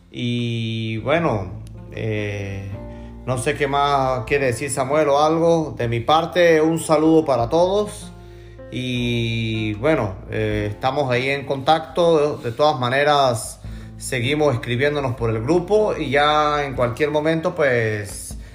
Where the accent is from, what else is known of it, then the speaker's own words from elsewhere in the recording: Gocho, Venezuelan Andes, Venezuela; now in Spain; somos gochos los tres. Pero bueno, este... Con orgullo. Con, orgullo desde acá de España.